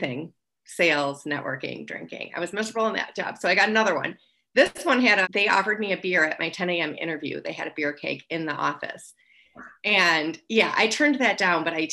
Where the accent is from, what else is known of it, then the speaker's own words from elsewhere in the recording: Wisconsin, United States; moved away; I'm actually from Wisconsin. I drank through high school.